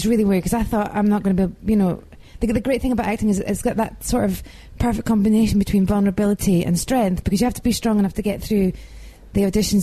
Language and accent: English; Edinburgh, Scotland, United Kingdom; I'm from Edinburgh